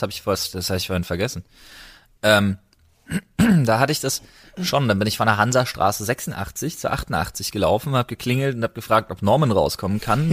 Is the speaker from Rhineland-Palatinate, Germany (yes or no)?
no; Berlin, Germany; now in Brandenburg, Germany; ich bin äh, gebürtiger Berliner und geboren im vielleicht nicht ganz so wunderschönen Stadtteil Lichtenberg